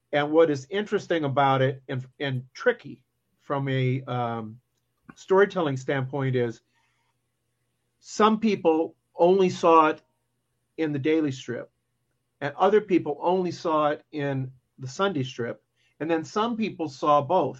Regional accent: Muscatine, Iowa, United States; I grew up in Muscatine, Iowa, which is right on the Mississippi River, I can see Illinois from my house. That's where I am, and um, I still live here

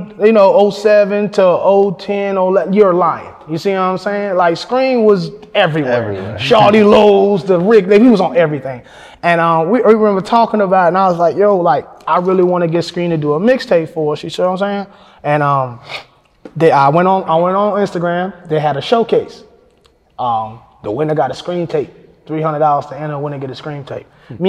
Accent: Fayetteville, United States; I'm like, I'm from Fayetteville.

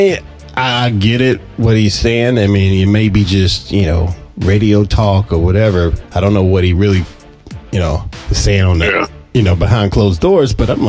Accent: Anderson, South Carolina, United States; my hometown in Anderson, South Carolina.

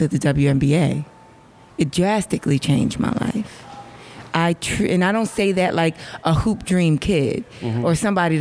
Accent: New York, United States; moved away as an adult; now in Los Angeles, United States; much as I live in LA, I'm from New York

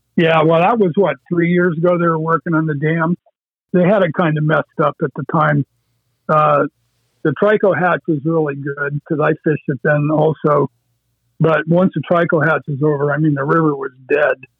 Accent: Erie County, Pennsylvania, United States; I grew up in Erie County on a little farm pond

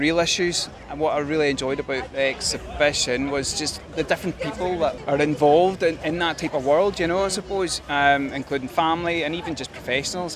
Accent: Hampshire, South East England, United Kingdom; I come from Hampshire.

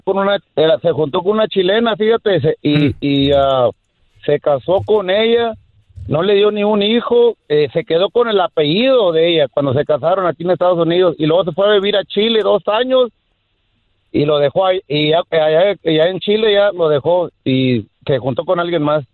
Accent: Guatemala; soy guatemalteco

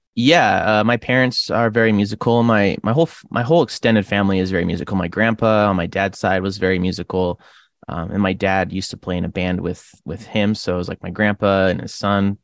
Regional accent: Rathdrum, Idaho, United States; also born or lived in Creston, British Columbia, Canada / Port Hill, Idaho; now in Coeur d'Alene, United States; I used to live in a smaller town called Rathdrum for most of my childhood

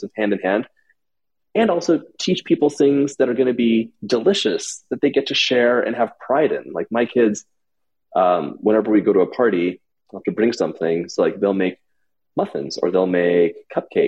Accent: Los Angeles, California, United States; I grew up in Los Angeles

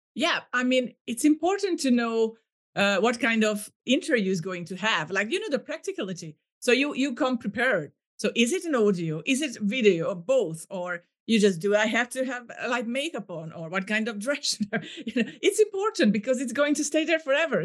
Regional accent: Hungary; now in Cyprus; I'm usually based in Cyprus, but right now I'm in my home country, in Hungary

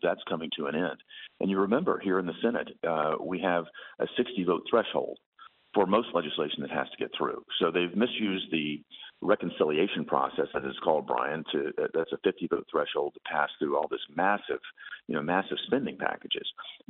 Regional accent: Tennessee, United States; I can tell you the folks back in my home state of Tennessee feel the same way you and I do about this.

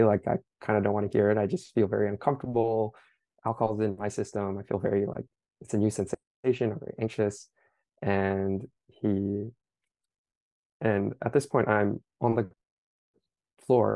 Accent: Southern California, United States; moved away as an adult; also born or lived in East Coast; I grew up in the States on the West Coast in California

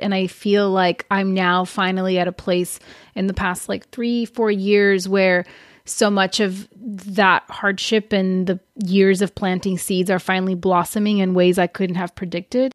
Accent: Brazil; moved away; when I was growing up in Brazil

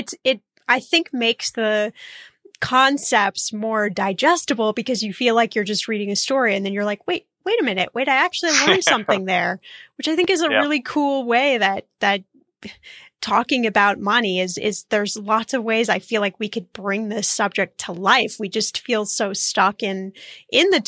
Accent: Indianapolis, Indiana, United States; I'm from Indiana

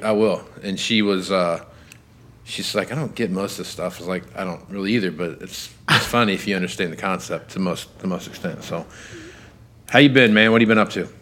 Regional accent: Kansas, United States; I'm from Kansas

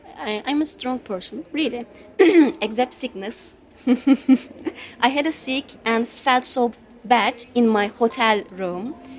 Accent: Turkey; English is a second language; moved away as an adult; also born or lived in Izmir; now in London, United Kingdom; I'm from Turkey. I have been living here just five and a half months. And I'm an asylum seeker right now. I'm 29

